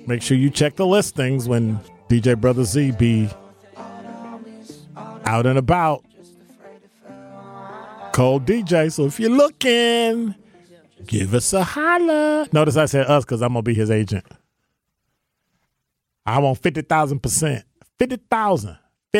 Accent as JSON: {"language": "English", "region": "Illinois", "country": "United States", "tie": "born or raised there", "said": "My home state is Illinois."}